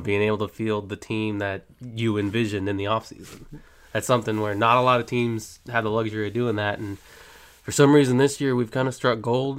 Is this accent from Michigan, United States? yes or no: no; Jacksonville, Florida, United States; I've born and raised in Duval. I've been here all my life.